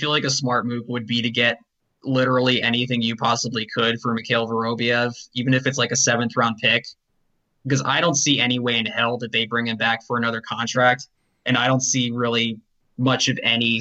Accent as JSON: {"language": "English", "town": "Reading", "region": "Pennsylvania", "country": "United States", "said": "I'm like from Reading"}